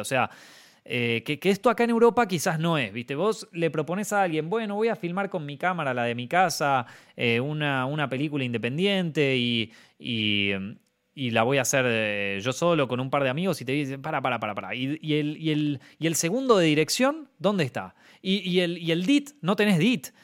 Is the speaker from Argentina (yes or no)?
yes; Argentina; moved away